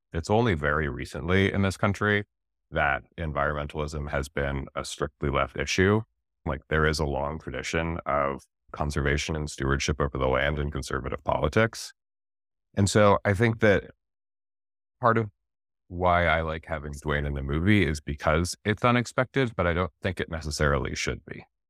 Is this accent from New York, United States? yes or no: no; Wyoming, United States; I grew up in Wyoming